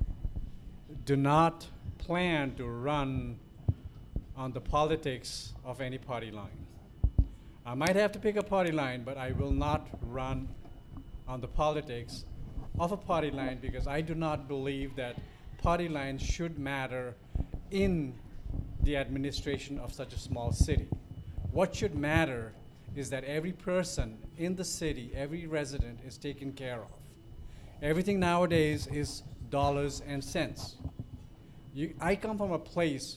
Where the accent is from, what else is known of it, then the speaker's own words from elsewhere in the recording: Bhutan; now in Plattsburgh, United States; I'm from Bhutan